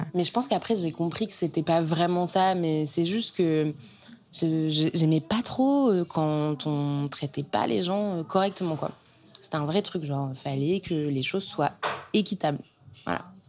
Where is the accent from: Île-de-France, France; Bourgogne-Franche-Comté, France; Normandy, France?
Normandy, France; Caen; moved away as an adult; also born or lived in Rennes; now in Paris, France; je viens de Normandie, d'une famille super. J'ai grandi à Caen